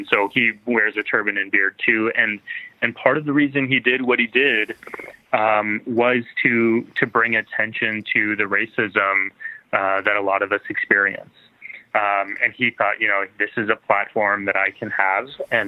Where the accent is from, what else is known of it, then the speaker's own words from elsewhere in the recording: Texas, United States; it had been my dream since I was growing up in Texas